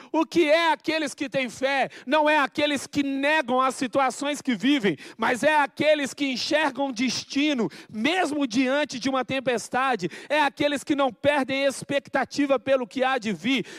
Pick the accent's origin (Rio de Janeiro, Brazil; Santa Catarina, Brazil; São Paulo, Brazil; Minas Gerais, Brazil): Minas Gerais, Brazil; eu cresci em Minas Gerais, nasci em Minas Gerais e cresci